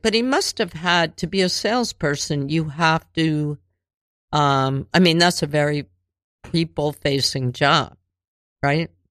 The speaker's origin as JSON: {"language": "English", "town": "Cheltenham", "region": "Pennsylvania", "country": "United States", "tie": "born or raised there", "also_born_or_lived": "Linwood Gardens", "said": "eight to eighteen, I lived in Cheltenham, the suburbs"}